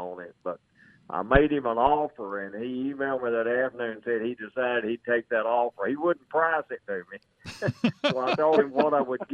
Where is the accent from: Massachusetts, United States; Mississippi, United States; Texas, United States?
Mississippi, United States; North; I was born and raised in Mississippi